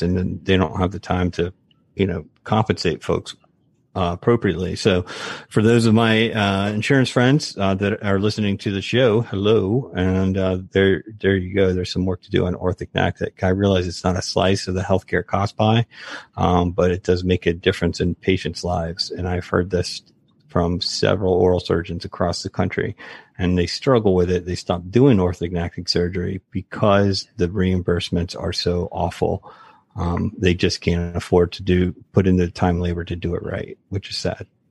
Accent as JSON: {"language": "English", "region": "West Coast Florida", "country": "United States", "moved": "yes", "said": "I'm West Coast Florida."}